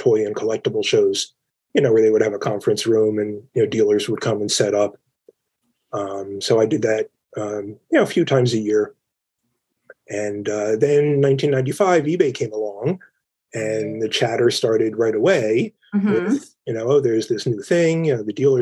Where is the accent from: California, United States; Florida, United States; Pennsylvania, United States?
Pennsylvania, United States; Philadelphia; now in Cherry Hill, United States; I'm born and raised in Philadelphia.